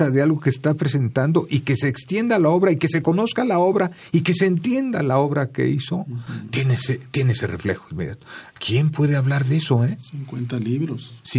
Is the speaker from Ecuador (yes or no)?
no; Mexico; para nosotros como mexicanos